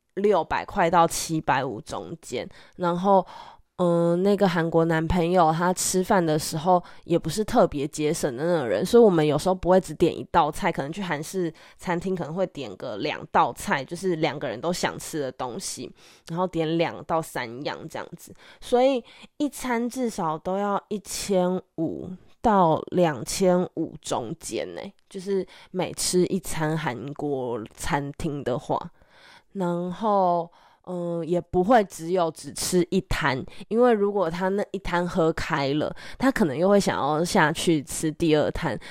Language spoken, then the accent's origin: Chinese; Taiwan; 身为台湾人的我们